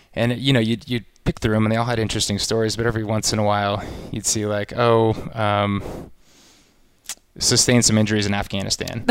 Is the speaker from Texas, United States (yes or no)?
yes; Austin, Texas, United States; I grew up in Austin, Texas